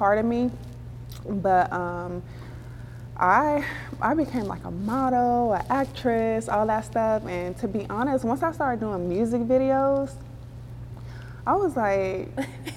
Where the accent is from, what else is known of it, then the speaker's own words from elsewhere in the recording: Compton, California, United States; growing up in Compton